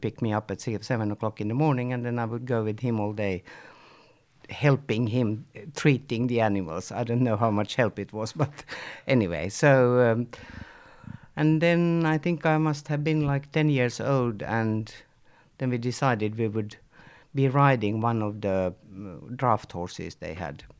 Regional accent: Helsinki, Uusimaa, Finland; I'm born in Helsinki and I grew up in Helsinki and I was in Helsinki for most of my youth years

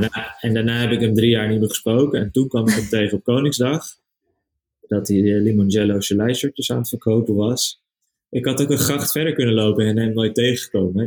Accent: Haarlem, North Holland, Netherlands; also born or lived in Amsterdam; geboren in Haarlem en nu eh, zijn we bezig vanuit Amsterdam

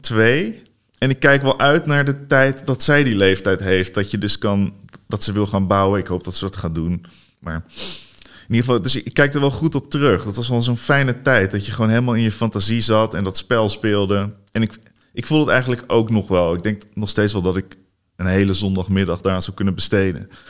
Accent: Barneveld, Gelderland, Netherlands; also born or lived in Hoevelaken; Ik groeide op in Barneveld. Daarna in Hoevelaken.

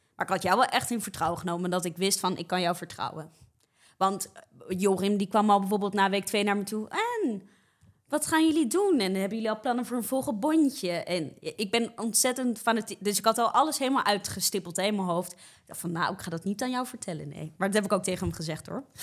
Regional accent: Rotterdam, South Holland, Netherlands; moved away as an adult; now in Amsterdam, Netherlands; Dus ik ben een geboren en getogen Rotterdammer, maar eh, ik woon nu voor studie woon ik in Amsterdam.

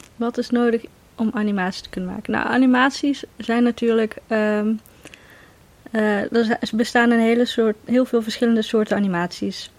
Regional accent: Veldhoven, North Brabant, Netherlands; moved away as an adult; now in Nijmegen, Netherlands; Ik ben geboren in Veldhoven, maar ik ben voor de liefde verhuisd naar Nijmegen inderdaad

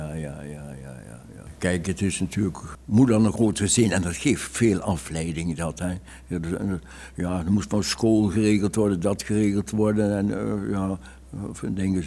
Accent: Oss, North Brabant, Netherlands; ik kom uit Os

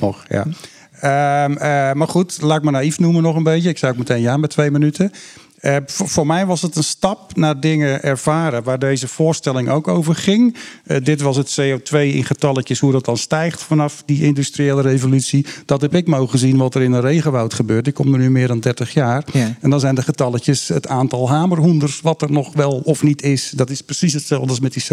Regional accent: Kop van Noord-Holland, North Holland, Netherlands; Ik ben een kop van Noord-Hollander waar ik met baarsjes vissen begon. Dat zijn mijn eerste natuurervaringen. Daar was ik een jochie van acht of negen.

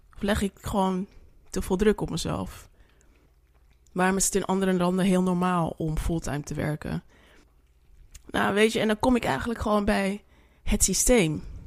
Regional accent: Suriname; now in Netherlands; ik ben Surinaamse.

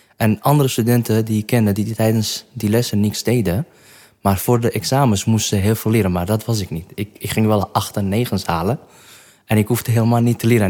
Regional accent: Kirkuk, Kirkuk Governorate, Iraq; Dutch is a second language; moved away as an adult; also born or lived in Kurdistan Region; now in Netherlands; Ik ben in Kerkuk geboren. Dat is een stad in het noordelijke gedeelte van Irak.

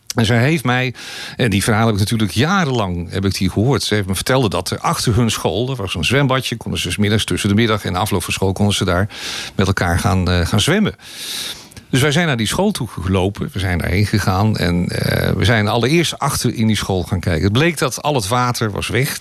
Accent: Amsterdam, North Holland, Netherlands; now in Hoofddorp, Netherlands; ik ben geboren getogen in Amsterdam

